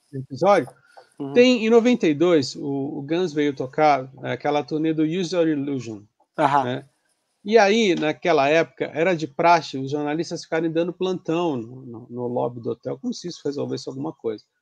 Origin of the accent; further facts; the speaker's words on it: Santos, São Paulo, Brazil; eu sou de Santos